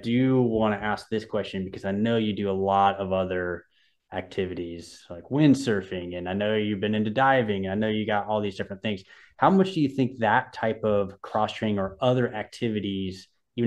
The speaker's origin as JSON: {"language": "English", "region": "Southern California", "country": "United States", "tie": "born or raised there", "said": "I grew up in Southern California"}